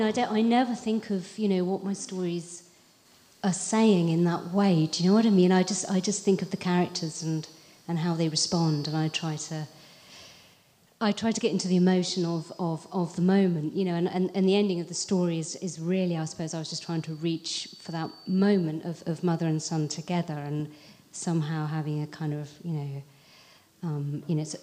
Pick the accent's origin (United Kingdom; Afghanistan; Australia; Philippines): United Kingdom; Abingdon, South East England; now in Brighton, United Kingdom; my hometown, which is Abingdon near Oxford.